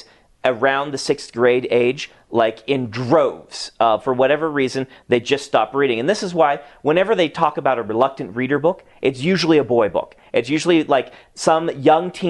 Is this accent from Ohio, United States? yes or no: no; Nebraska, United States; moved away; I grew up in Nebraska